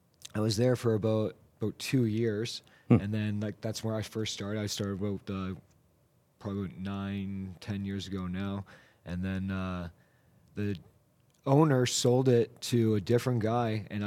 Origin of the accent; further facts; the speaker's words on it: Toronto, Ontario, Canada; now in Calgary, Canada; Yeah, so I'm originally from Toronto.